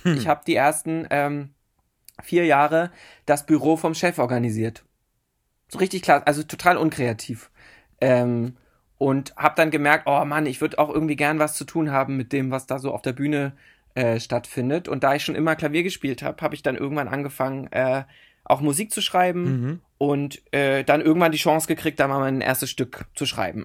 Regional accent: Berlin, Germany; in Berlin-Köpenick bin ich aufgewachsen

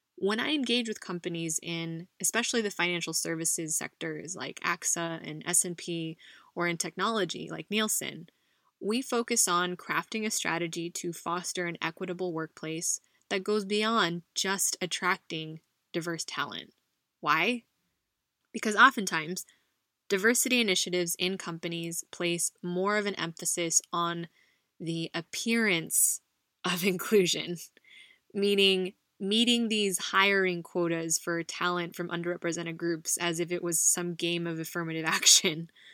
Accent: United States; now in Spain; a Filipino American woman living abroad in Spain

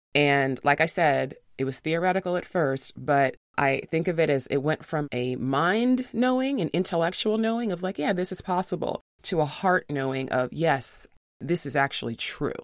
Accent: New York City, New York, United States; I'm from New York City

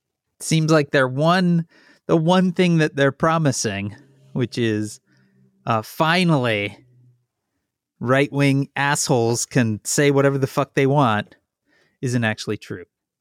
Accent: Chicago, Illinois, United States; because I am from the Chicago area, you get field trips when you're a kid.

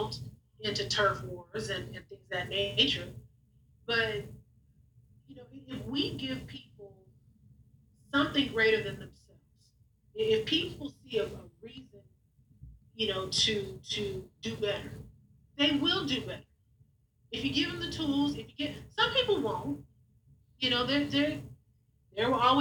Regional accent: Long Beach, California, United States; I'm from Long Beach, you know, graduated from Long Beach Poly

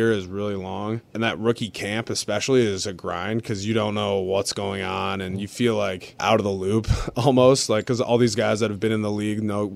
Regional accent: Minnetonka, Minnesota, United States; moved away as an adult; now in Philadelphia, United States; where I grew up in Minnetonka, Minnesota

